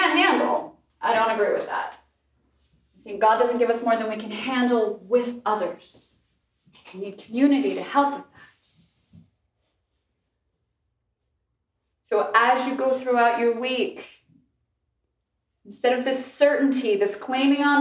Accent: Alaska, United States; I'm from Alaska, on an island in Alaska

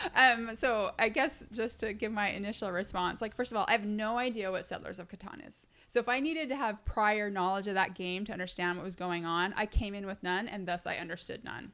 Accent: the West, United States; now in New York, United States; I was raised in the West

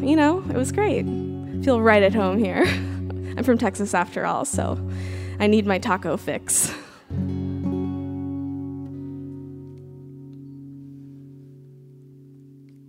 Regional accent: Texas, United States; I'm from Texas

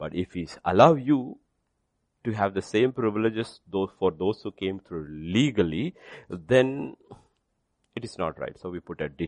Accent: India; my citizenship is India

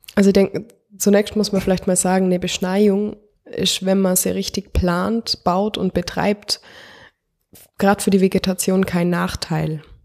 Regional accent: the municipality at the Grünten, Bavaria, Germany; wir kommen ja aus der Gemeinde und wir sehen immer gut auf den, auf den Gründen rauf

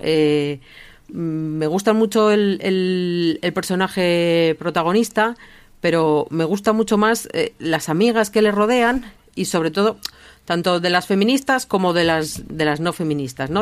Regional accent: Basque Country, Spain; yo como, como vasca

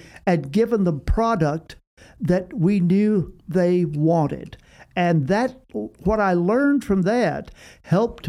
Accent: Austin, Texas, United States; I was from Austin

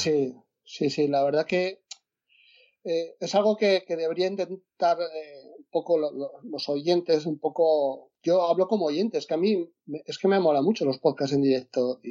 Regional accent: Asturias, Spain; yo soy de Asturias

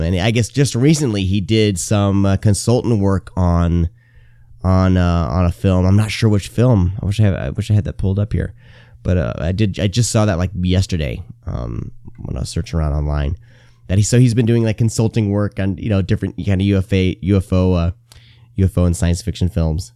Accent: Garner, Iowa, United States; also born or lived in Bay Area, California; I grew up in Garner, Iowa, uh, is where I, when I was ten, was relocated to from the Bay Area, California.

